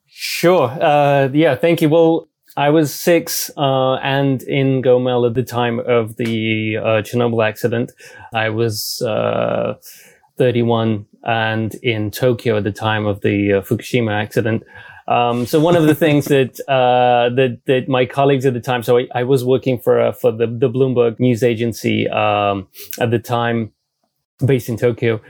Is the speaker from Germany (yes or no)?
no; United Kingdom; also born or lived in Belarus / Japan; I moved to the UK when I was about 10. So I grew up in the UK uh, and I'm a Brit